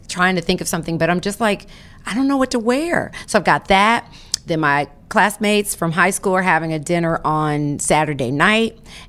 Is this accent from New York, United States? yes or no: no; Atlanta, Georgia, United States; moved away; I am heading to Atlanta this weekend, my hometown.